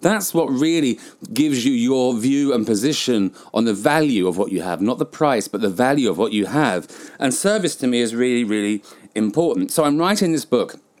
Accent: England, United Kingdom; moved away; also born or lived in Southeast Asia; as a British person

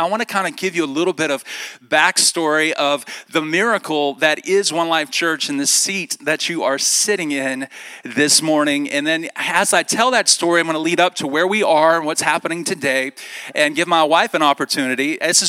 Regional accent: Birmingham, Alabama, United States; also born or lived in Dallas-Fort Worth, Texas; now in Idaho, United States; Now, if you can't tell by my accent, I am not from Idaho, everybody. Okay, a friend of mine the other day said, …, you need to go back to the South to get your accent back, okay? And so I've kind of lost my accent, but I'm originally from Birmingham, Alabama.

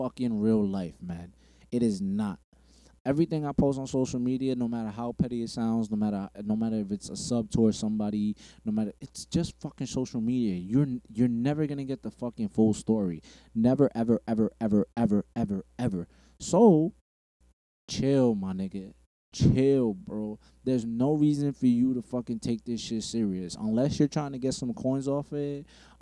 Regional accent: New York City, New York, United States; I'm from Bushwick. Not the Bushwick that it was now. Bushwick back then

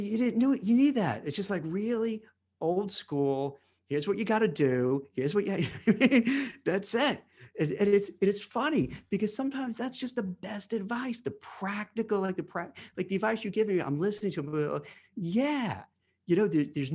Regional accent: New York City, New York, United States; now in New Jersey, United States; I grew up in Brooklyn in a place called Canarsie

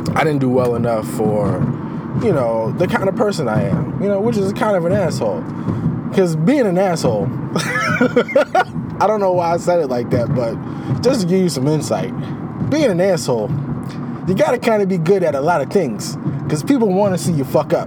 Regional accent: Chicago, Illinois, United States; as a Chicagoan never going ice skating

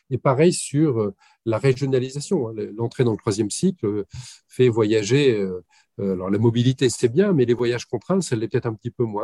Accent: West of France, France; mais vous comprenez, je suis originaire de l'ouest de la France.

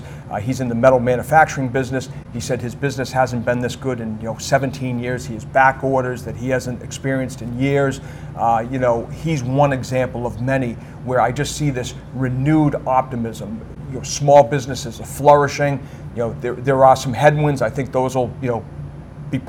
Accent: United States; as Americans

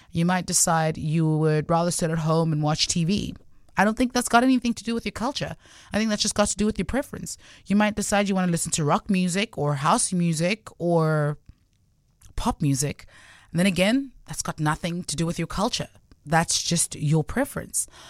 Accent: Gauteng, South Africa; first language Sotho; English is a second language; also born or lived in Cape Town; I'm from Gauteng

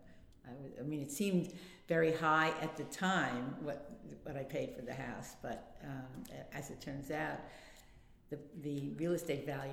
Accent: Long Island, Nassau County, New York, United States; moved away as an adult; now in Brooklyn, United States; I actually was born in Brooklyn, but my family moved to Long Island when I was young, I think about 5 or 6. And so I grew up on Long Island in Nassau County

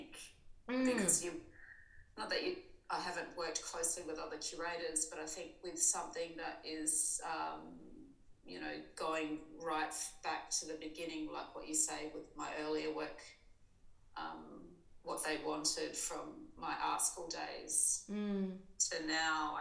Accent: Alice Springs, Northern Territory, Australia; moved away; also born or lived in Adelaide; growing up in Alice Springs for 10 years

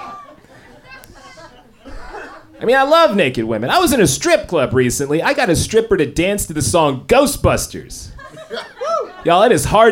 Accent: Tennessee, United States; now in Los Angeles, United States; originally I'm from Tennessee

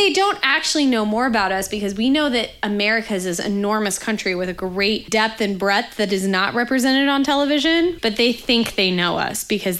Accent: Kansas, United States; I'm from Kansas.

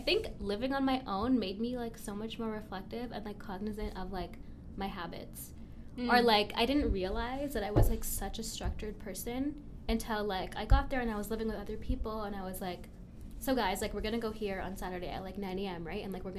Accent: Canada; Whereas I had other friends from, like, other countries

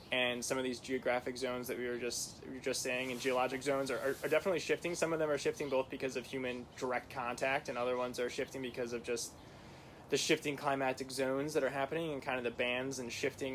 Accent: Midwest, United States; growing up in the Midwest

